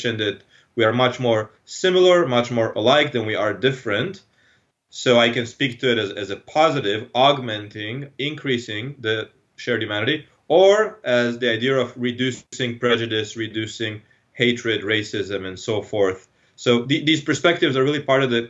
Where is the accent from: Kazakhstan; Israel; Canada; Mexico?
Israel; moved away; I'm from Israel originally. So I grew up in Israel.